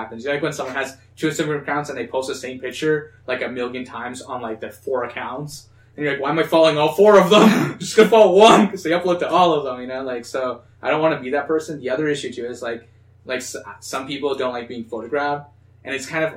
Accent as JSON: {"language": "English", "country": "Canada", "tie": "born or raised there", "said": "we're two Latin brothers"}